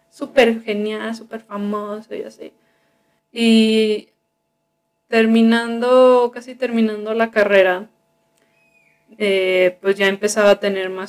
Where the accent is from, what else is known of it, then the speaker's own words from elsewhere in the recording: Sinaloa, Mexico; ah, pues yo también soy de Sinaloa.